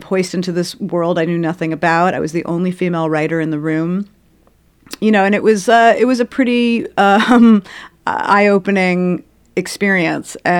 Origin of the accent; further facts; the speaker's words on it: New York City, New York, United States; I'm from Brooklyn